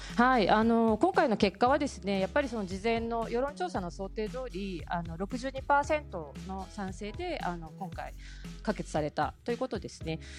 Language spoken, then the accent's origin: Japanese; Hamamatsu, Shizuoka, Japan; moved away as an adult; now in Zurich, Switzerland; 私はですね静岡県浜松の出身でして